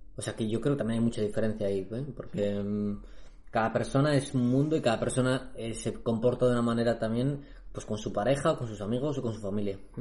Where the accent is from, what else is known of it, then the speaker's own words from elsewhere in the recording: Spain; en España, tío, que hemos vivido en una dictadura pues durante décadas